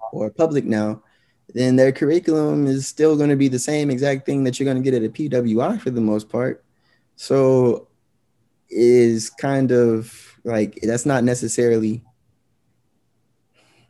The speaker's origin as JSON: {"language": "English", "region": "Georgia", "country": "United States", "tie": "born or raised there", "said": "being a Black male growing up in Georgia"}